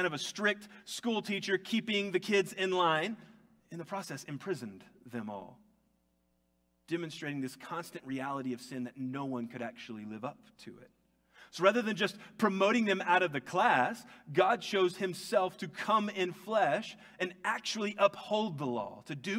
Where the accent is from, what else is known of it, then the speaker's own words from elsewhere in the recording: United States; I was born in America. I grew up saying the Pledge of Allegiance every day in school.